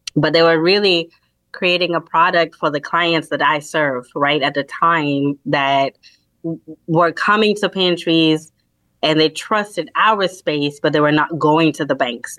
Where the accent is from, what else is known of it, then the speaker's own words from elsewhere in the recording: Kenya; moved away; I am a immigrant from Kenya, so I don't have family here.